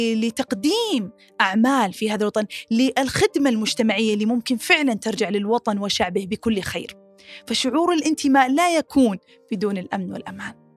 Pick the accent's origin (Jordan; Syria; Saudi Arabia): Saudi Arabia; من السعوديه